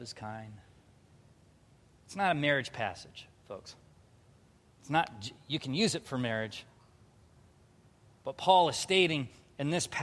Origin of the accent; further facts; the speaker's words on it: Southern California, United States; I grew up in Southern California